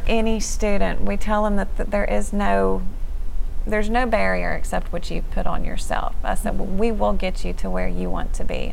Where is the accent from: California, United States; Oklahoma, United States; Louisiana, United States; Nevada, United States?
Louisiana, United States; Shreveport; I, am from the area, grew up in Shreveport